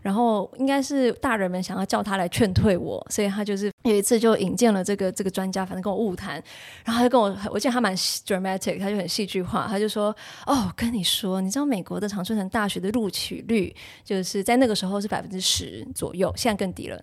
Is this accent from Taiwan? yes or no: yes; Taiwan; moved away as an adult; also born or lived in United States; 我作为一个从小在台湾学英文的学生